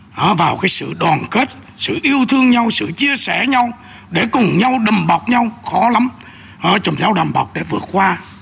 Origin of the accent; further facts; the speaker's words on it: Bình Định, Vietnam; moved away; ở quê bình định ở quê tôi